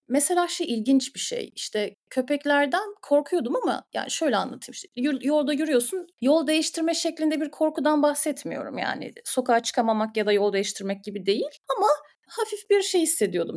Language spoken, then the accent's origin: Turkish; Istanbul, Turkey; moved away as an adult; Ben İstanbul'da büyüdüm, Acıbadem'de büyüdüm.